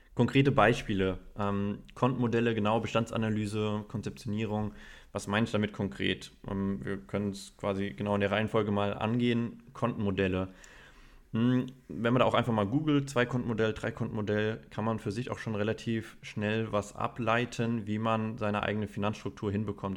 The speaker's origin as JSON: {"language": "German", "country": "Germany", "said": "bei uns in Deutschland, bei uns in der deutschen Kultur"}